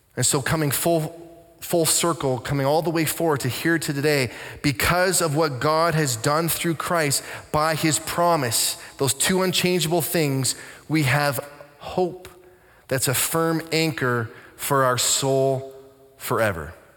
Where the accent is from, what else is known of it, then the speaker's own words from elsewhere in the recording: Canada; I'm a pastor. I'm from Canada